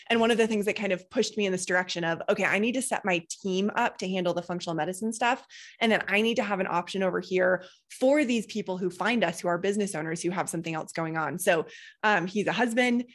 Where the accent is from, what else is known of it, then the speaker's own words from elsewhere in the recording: Boulder, Colorado, United States; I grew up in Boulder.